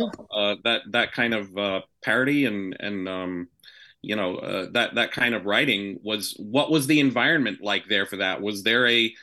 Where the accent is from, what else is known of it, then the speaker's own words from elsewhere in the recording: Kalamazoo, Michigan, United States; growing up in the Boone Hicks of Kalamazoo, Michigan